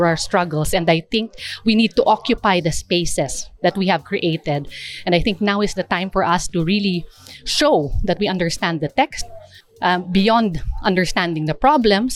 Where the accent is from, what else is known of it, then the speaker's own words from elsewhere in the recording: Kankanaey Igorot, Mountain Province, Cordillera Administrative Region, Philippines; I'm from the Kankanaey Igorot Indigenous Peoples in the Philippines